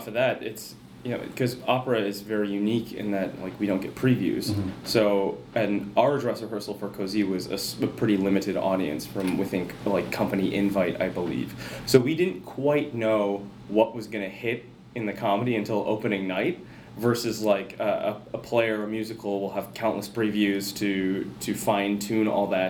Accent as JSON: {"language": "English", "town": "Rochester", "region": "Minnesota", "country": "United States", "tie": "born or raised there", "said": "Rochester, Minnesota, right okay."}